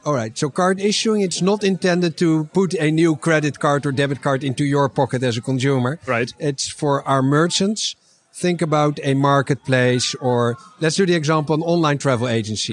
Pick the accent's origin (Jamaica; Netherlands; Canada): Netherlands; I'm from the Netherlands